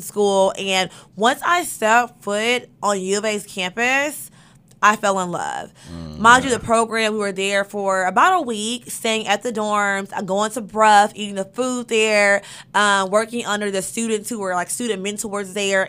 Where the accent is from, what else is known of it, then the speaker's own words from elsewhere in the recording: Monticello, Arkansas, United States; moved away as an adult; also born or lived in Fayetteville, Arkansas / Charlotte, North Carolina; now in Los Angeles, United States; Monticello, born and raised